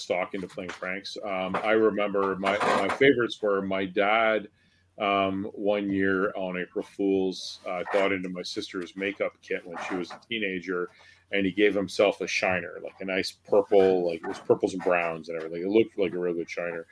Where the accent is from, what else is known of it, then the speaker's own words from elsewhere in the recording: Newmarket, Ontario, Canada; growing up in Newmarket myself